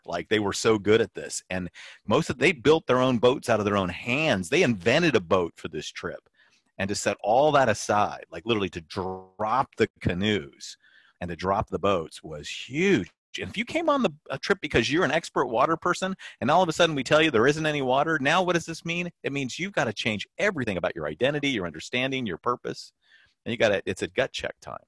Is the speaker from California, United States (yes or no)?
yes; California, United States